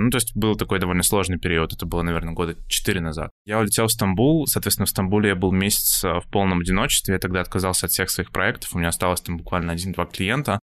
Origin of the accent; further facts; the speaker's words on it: Yaroslavl, Yaroslavl Oblast, Russia; also born or lived in Saint Petersburg / Moscow; now in Georgia; изначально я вообще из Ярославля, но долгое время жил и работал в Петербурге